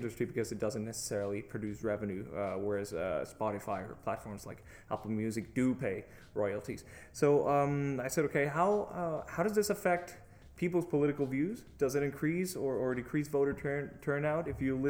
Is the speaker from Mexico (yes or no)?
yes; Mexico; I come from Mexico